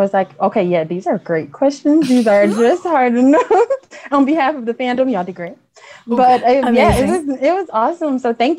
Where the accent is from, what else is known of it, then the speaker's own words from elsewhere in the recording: Detroit, Michigan, United States; Hi, I'm from Detroit, Michigan.